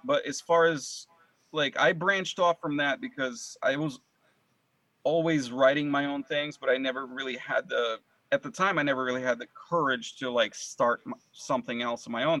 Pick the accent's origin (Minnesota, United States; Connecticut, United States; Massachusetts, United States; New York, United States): Connecticut, United States; also born or lived in Moscow, Russia / San Francisco, California; I, I grew up in Connecticut.